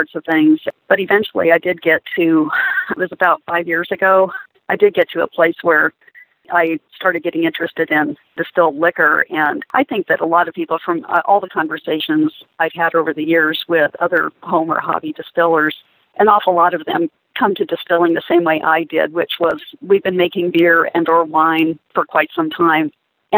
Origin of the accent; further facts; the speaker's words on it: Seattle, Washington, United States; also born or lived in Olympic Mountains foothills, Washington; I grew up in Seattle and lived there for the first 45 years of my life